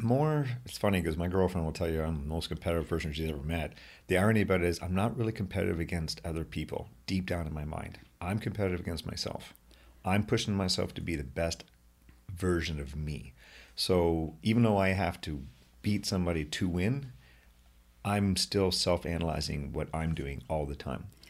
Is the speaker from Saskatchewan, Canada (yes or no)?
no; Brockville, Ontario, Canada; moved away as an adult; now in Ottawa, Canada; I am very proud to be from Brockville, although I love my home here in Ottawa, too